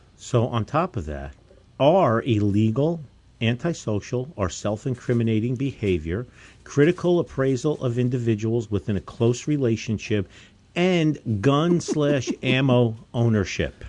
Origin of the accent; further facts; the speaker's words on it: New Jersey, United States; growing up in New Jersey, North Jersey